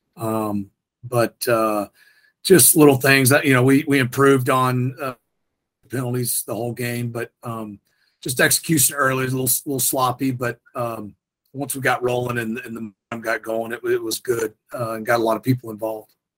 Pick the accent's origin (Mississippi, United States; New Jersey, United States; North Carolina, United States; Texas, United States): Texas, United States; North; now in Houston, United States; I grew up in North Texas